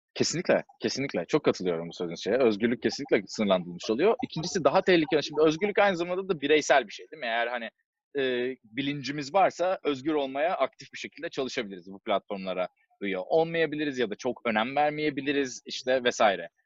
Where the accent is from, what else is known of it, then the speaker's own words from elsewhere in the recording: Istanbul, Turkey; moved away as an adult; now in Silicon Valley, United States; 1989 e, senesinde İstanbul'da doğdum.